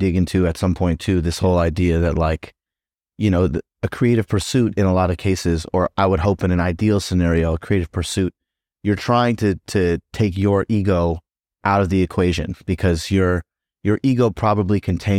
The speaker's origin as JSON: {"language": "English", "region": "Tennessee", "country": "United States", "tie": "born or raised there", "said": "You're not thinking like, oh, this is so different from growing up in Tennessee."}